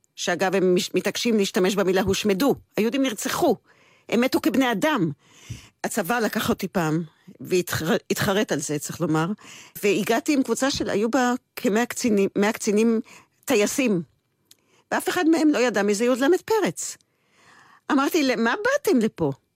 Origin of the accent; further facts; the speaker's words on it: Israel; לגדול כצבר גאה